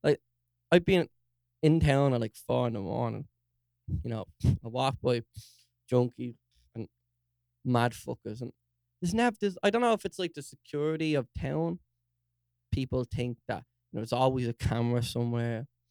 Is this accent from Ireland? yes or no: yes; Dún Laoghaire, Leinster, Ireland; Dunleary, like fancy Dunleary. Oh my god, I'm from Dunleary.